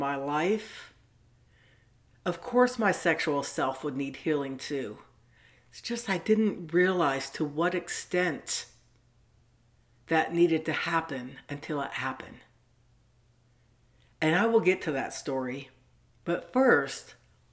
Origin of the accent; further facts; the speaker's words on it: Southern California, United States; I grew up in Southern California in the 70s at the beach